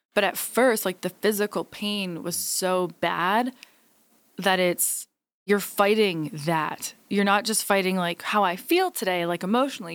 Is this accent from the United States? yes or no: no; Hamilton, Ontario, Canada; Hamilton, Ontario, my hometown